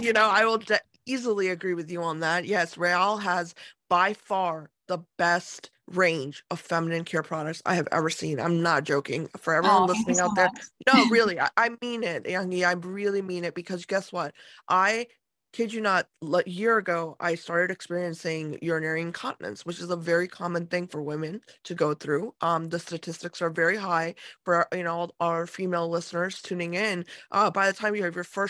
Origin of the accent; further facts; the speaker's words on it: United States; I grew up in America